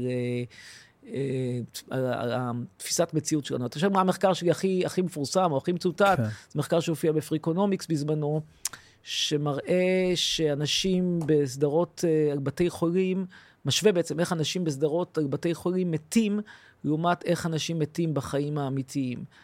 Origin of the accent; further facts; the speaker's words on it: Tel Aviv, Tel Aviv District, Israel; אני גדלתי בתל אביב, נולדתי בתל אביב, ההורים שלי הגיעו אכן מפולין.